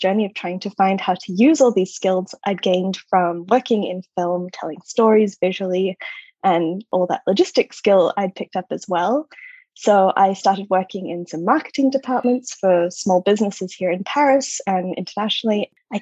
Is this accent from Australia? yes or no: yes; Australia; moved away as an adult; also born or lived in United States; I'm Australian originally. I lived for over a decade in the States